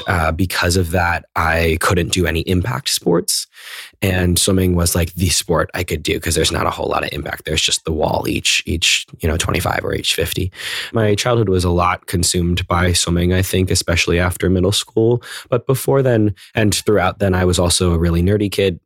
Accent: McLean, Virginia, United States; I grew up in McLean, Virginia, which is right outside of D C

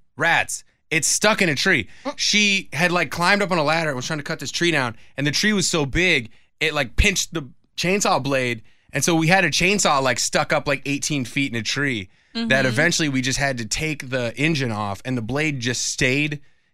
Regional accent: Whidbey Island, Washington, United States; moved away; I'm from Whidbey Island, Washington. It's rural, and I grew up on like a pig and horse farm

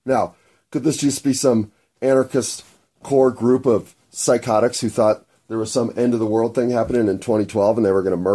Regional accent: United States; I'm an American

